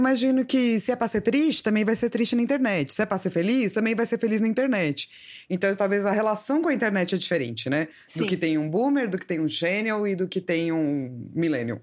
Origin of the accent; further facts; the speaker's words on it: São Paulo, Brazil; eu sou de São Paulo